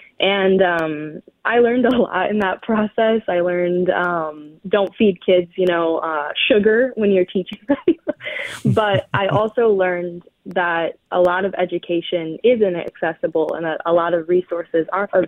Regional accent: Michigan, United States; I'm Ojibwe from the Sioux Tribe, which is in the Upper Peninsula of Michigan. Mm-hmm. I kind of grew up all over the place.

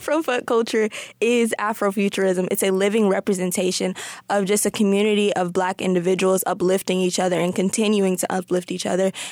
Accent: Detroit, Michigan, United States; we're born and raised in Detroit, and no matter where we go, we're still going to be born and raised in Detroit.

